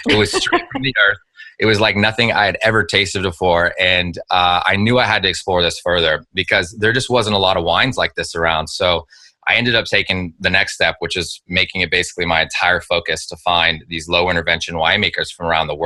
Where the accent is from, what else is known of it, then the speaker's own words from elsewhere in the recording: Napa Valley, California, United States; I grew up in the Napa Valley